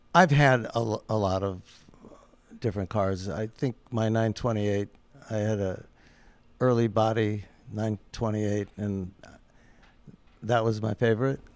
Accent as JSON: {"language": "English", "town": "Omaha", "region": "Nebraska", "country": "United States", "tie": "born or raised there", "moved": "as an adult", "lives_now": "Los Angeles, United States", "said": "I grew up just down the road from Los Angeles in Omaha, Nebraska"}